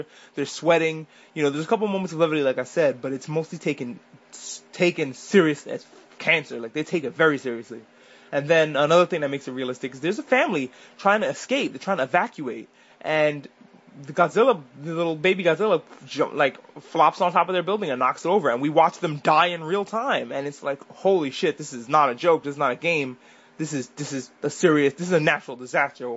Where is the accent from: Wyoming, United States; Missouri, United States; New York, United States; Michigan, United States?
New York, United States; I'm a New Yorker, but I was in New York when the towers fell